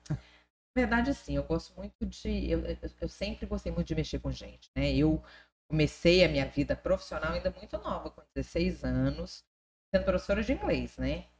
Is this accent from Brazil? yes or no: yes; Brasília, Federal District, Brazil; born or raised there; moved away as an adult; also born or lived in Rio de Janeiro / Palmas, Tocantins; now in Tocantins, Brazil